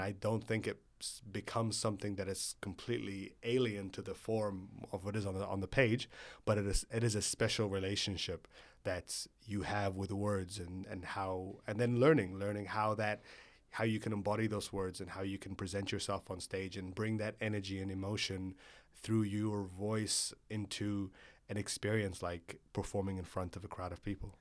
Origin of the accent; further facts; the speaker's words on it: Egypt; when you're growing up in Egypt